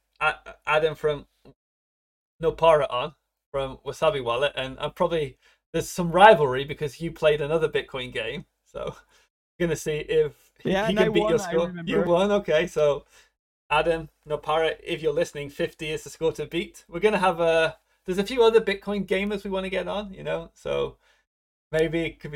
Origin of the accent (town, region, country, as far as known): England, United Kingdom; now in Japan